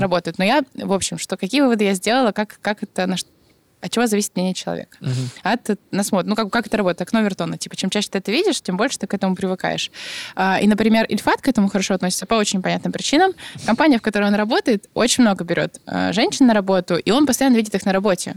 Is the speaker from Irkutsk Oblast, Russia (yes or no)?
yes; Irkutsk, Irkutsk Oblast, Russia; Я росла в Аркуте